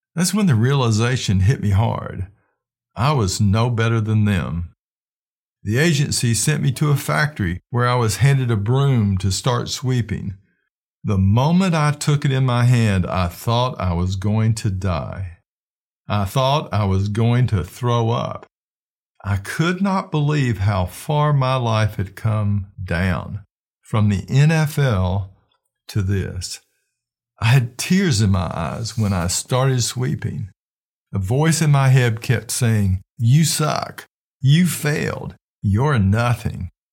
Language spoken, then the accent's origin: English; Flint, Michigan, United States; the people I grew up with in Flint, Michigan